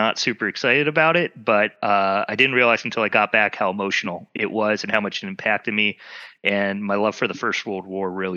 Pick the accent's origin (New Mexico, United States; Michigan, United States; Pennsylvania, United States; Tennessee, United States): Michigan, United States; I'm originally from Michigan